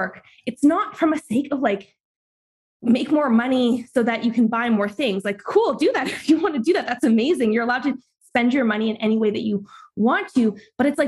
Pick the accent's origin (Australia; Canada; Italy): Canada; I'm Canadian